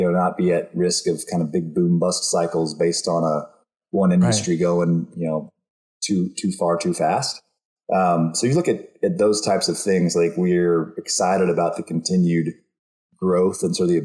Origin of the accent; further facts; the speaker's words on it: Austin, Texas, United States; I grew up and I was born and raised in Austin